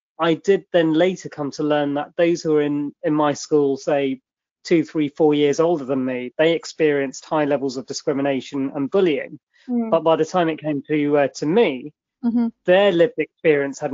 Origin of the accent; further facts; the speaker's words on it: London, United Kingdom; I was born and brought up in West London